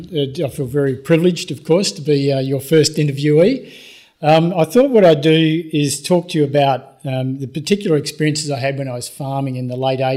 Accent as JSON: {"language": "English", "town": "Esperance", "region": "Western Australia", "country": "Australia", "tie": "born or raised there", "said": "I was farming. I come from Esperance in Western Australia. And some of you might know that Esperance is a relatively new farming area. It started to be developed in the 1950s. And my family went down there in the 1960s to clear farming land."}